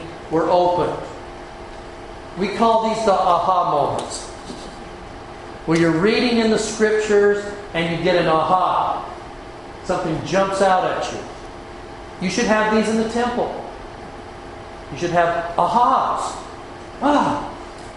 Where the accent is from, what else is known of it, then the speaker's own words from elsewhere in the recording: Utah, United States; as a boy, growing up in Utah